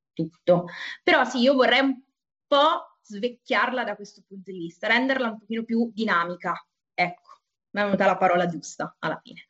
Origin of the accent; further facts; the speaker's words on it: Umbria, Italy; now in Turin, Italy; io sono Umbra